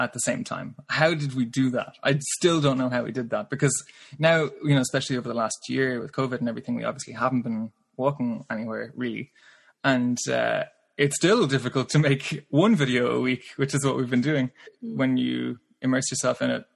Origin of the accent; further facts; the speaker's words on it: Ireland; growing up in Ireland, you know, you're not really afraid of cows